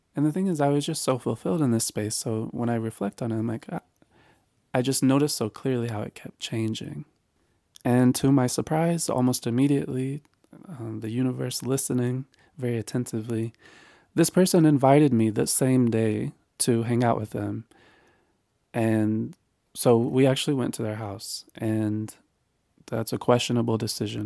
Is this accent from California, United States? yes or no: no; North Carolina, United States; this is where I was raised in North Carolina